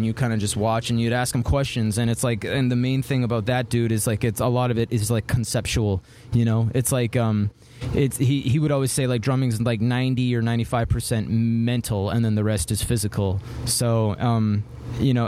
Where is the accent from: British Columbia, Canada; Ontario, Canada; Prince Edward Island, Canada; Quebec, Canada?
British Columbia, Canada; Vancouver; I'm from Vancouver, Canada